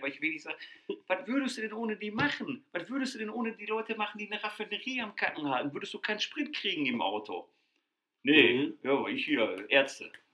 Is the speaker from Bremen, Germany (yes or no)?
no; Ruhr area, North Rhine-Westphalia, Germany; bei uns hier im Ruhrgebiet. Ich, wir kommen aus dem Ruhrgebiet. Habt ihr wahrscheinlich schon an Sprache gehört